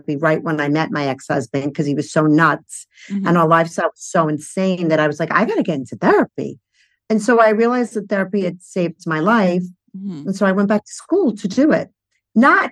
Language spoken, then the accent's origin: English; New York City, New York, United States; I grew up in Brooklyn